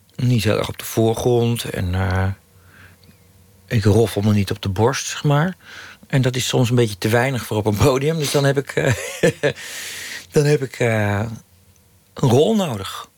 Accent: Utrecht, Netherlands; toen ik in Utrecht woonde, een jaar vijf, zes was

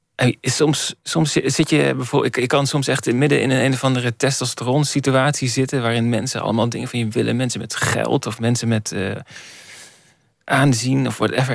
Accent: Borculo, Gelderland, Netherlands; moved away; ik ben geboren in Borculo.

